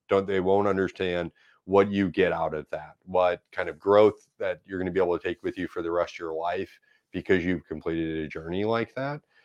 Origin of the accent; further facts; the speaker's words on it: St. Louis, Missouri, United States; I grew up in South Saint Louis in Dogtown